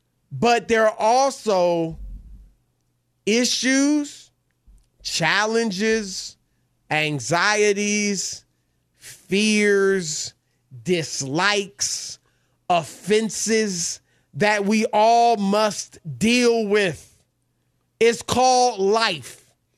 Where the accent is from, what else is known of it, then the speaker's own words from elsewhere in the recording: Baton Rouge, Louisiana, United States; born there; also born or lived in Cincinnati / Indianapolis / Syracuse / Des Moines; I was born in Baton Rouge. I lived in Cincinnati, Ohio, Indianapolis, Indiana, Syracuse, New York, Des Moines, Iowa, Cleveland, Ohio.